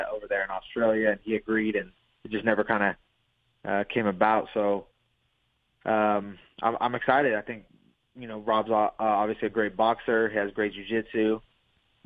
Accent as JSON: {"language": "English", "region": "Pacific Northwest", "country": "United States", "said": "I'm from the Pacific Northwest."}